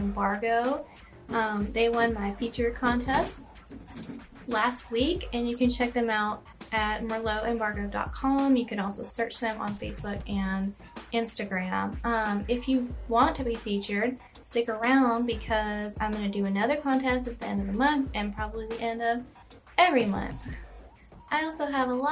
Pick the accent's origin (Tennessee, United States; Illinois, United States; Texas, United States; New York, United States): Texas, United States; Houston; I'm from Houston